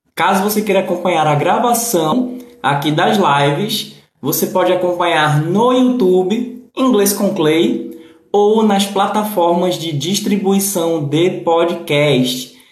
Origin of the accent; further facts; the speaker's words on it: Recife, Pernambuco, Brazil; Não, não sou de Portugal. Eu sou do Recife, Pernambuco